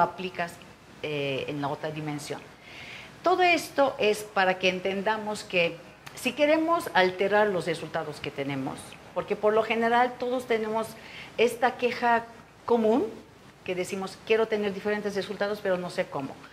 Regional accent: Turkey; Spanish is a second language; moved away as an adult; also born or lived in Israel; now in Mexico; yo nací en Turquía

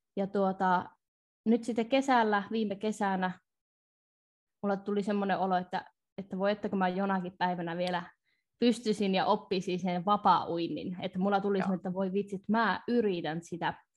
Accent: North Ostrobothnia, Finland; mä oon tätä kotoisin Pohjois-Pohjanmaalta

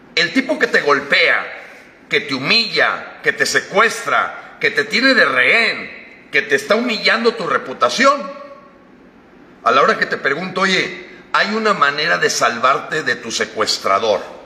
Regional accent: Mexico; aquí somos los mexicanos

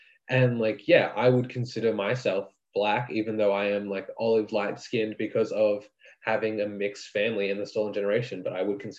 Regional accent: Australia; now in Melbourne, Australia; My pronouns are he, him. I live in Australia. Well, as you said, I'm Indigenous Australian, and my tribes are Dja Dja Wrang and Yorta Yorta tribe. And I'm currently on Naram country, or living in Naram country in Melbourne.

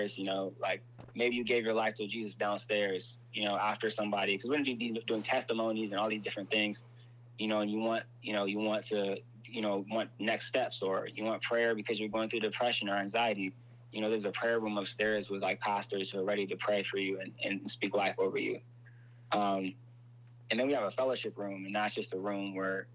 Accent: Inglewood, California, United States; I'm from Inglewood

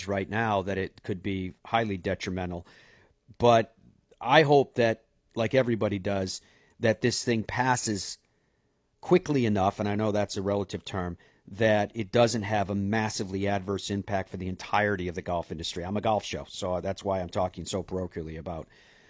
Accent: Ireland; moved away; I'm Irish

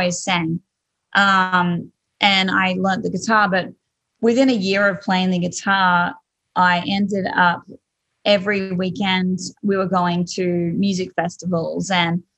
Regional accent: Australia; accent: Australian; moved away as an adult; now in Nashville, United States; I'm Australian

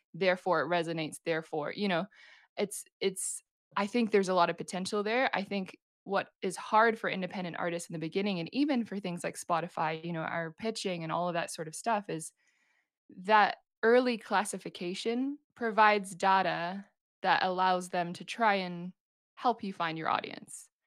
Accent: New Zealand; moved away as an adult; now in Vancouver, Canada; I'm from New Zealand, and I'm currently based in Vancouver in Canada

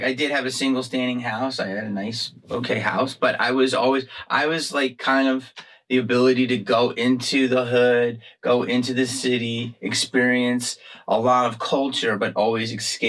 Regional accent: Upper Darby, Pennsylvania, United States; I'm from Upper Darby, right outside of Philadelphia. Okay, so you know the Tower Theater?

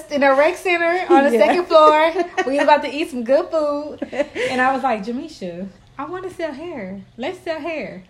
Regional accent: Houston, Texas, United States; also born or lived in New Orleans, Louisiana; I'm from New Orleans, Louisiana. Yes, raised in Houston

